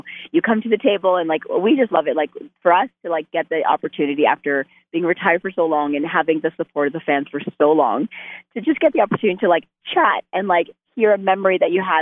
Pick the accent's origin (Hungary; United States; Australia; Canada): Canada; I'm Canadian